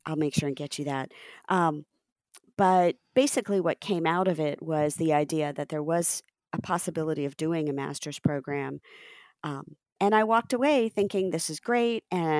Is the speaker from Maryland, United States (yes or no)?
no; Cincinnati, Ohio, United States; also born or lived in New Jersey / Texas / Chicago / Portland; I'm American born. I was born in Cincinnati, Ohio. And I'm the daughter of immigrants from India. I grew up in Ohio, in Jersey, in Texas, and I've also lived in Chicago and Portland.